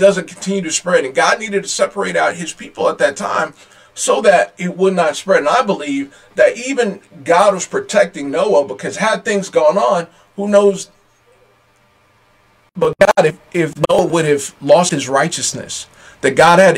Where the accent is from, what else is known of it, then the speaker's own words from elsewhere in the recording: United States; I'm very American